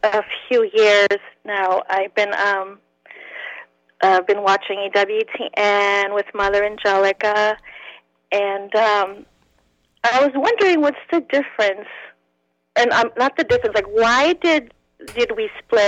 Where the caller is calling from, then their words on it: Boston, Massachusetts, United States; Hi, Roy, this is … I'm calling from Boston, Massachusetts.